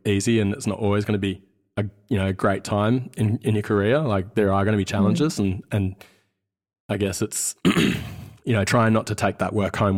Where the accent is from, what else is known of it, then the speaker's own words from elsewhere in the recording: Sydney, New South Wales, Australia; accent: Australian; also born or lived in Wellington, New Zealand; We grew up in West Sydney, in Carlingford, and my brothers and I quickly lost our Kiwi accent after getting told to say six over and over again